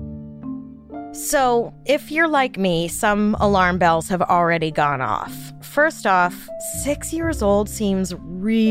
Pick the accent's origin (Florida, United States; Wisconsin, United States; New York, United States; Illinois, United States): New York, United States; New York City; growing up in New York City, my friends and I kinda had free rein over our neighborhood